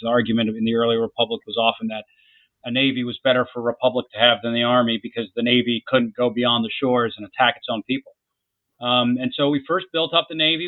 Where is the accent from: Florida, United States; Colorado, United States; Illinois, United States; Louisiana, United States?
Florida, United States; Jacksonville; I grew up in Jacksonville, Florida